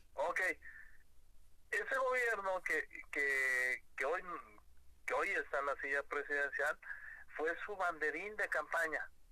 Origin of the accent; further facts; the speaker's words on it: Guadalajara, Jalisco, Mexico; somos tapatíos